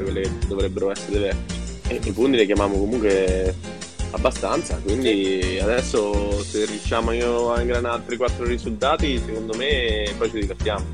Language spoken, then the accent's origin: Italian; Pieve Bovigliana, Marche, Italy; io sono della Pieve, Pieve Bovigliana